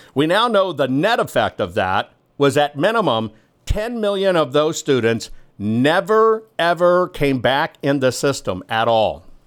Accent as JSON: {"language": "English", "town": "San Antonio", "region": "Texas", "country": "United States", "tie": "born or raised there", "said": "In San Antonio, Texas, which is literally my hometown, it's where I spent all of my developmental years"}